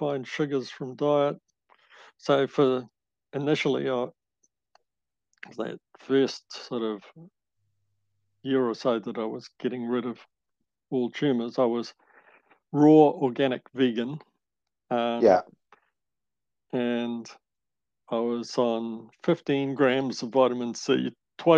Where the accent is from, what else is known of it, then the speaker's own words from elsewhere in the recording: Papakura, Auckland, New Zealand; moved away as an adult; now in Kaikoura, New Zealand; I was born in Papakura and went to Waikato University initially, and then Auckland University